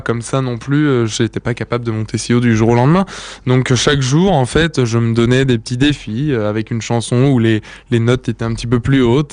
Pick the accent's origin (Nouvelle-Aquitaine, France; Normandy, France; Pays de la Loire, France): Normandy, France; near Rouen; also born or lived in Yvelines; je suis né en fait dans les Yvelines, au Chénet, et j'ai vécu la plupart parle de mon enfance euh, en Normandie, près de Rouen